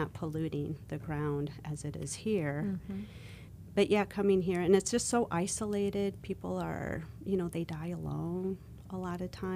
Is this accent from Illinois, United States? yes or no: yes; Elgin, Illinois, United States; I grew up in Elgin, Illinois